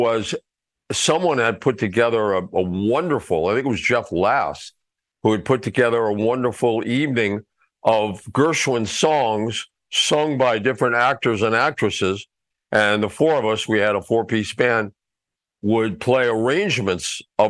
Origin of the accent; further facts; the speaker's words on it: Mexico City, Mexico; moved away; also born or lived in Boston; I grew up in Mexico City